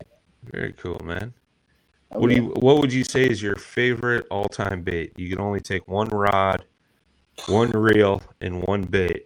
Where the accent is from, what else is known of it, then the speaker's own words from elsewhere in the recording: Illinois, United States; they're in my hometown here